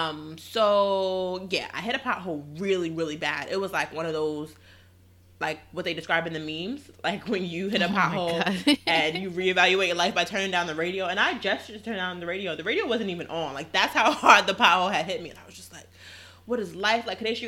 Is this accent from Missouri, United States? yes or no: no; Queens, New York, United States; And we come from Queens.